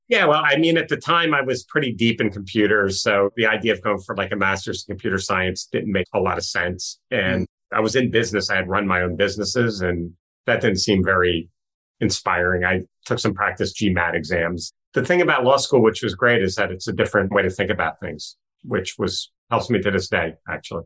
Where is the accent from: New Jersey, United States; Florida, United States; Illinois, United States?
New Jersey, United States; northwest; I grew up in the mostly in the western part of New Jersey, bordering Pennsylvania, northwest corner of New Jersey